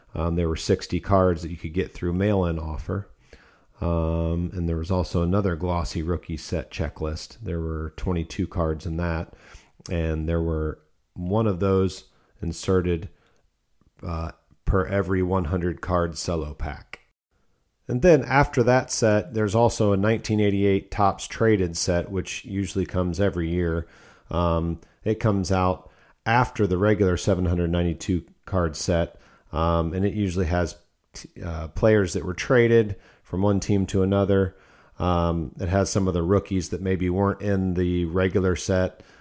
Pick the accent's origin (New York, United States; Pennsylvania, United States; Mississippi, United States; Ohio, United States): Ohio, United States; Fort Recovery; moved away as an adult; now in Searcy, Arkansas, United States; I'm originally from Ohio